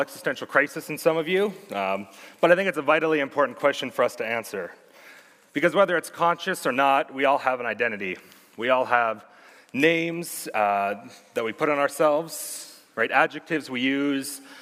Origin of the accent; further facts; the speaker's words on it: Sherwood Park, Alberta, Canada; also born or lived in Red Deer, Alberta; Born in Red Deer, but raised in Sherwood Park for the past 19 years